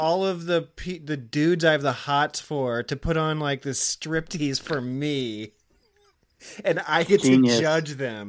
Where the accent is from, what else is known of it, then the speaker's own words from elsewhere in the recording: Iowa, United States; I'm from Iowa.